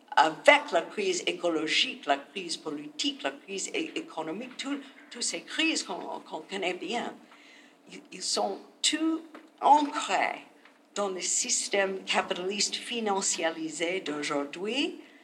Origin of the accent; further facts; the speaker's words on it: United States; French is a second language; chez nous, aux États-Unis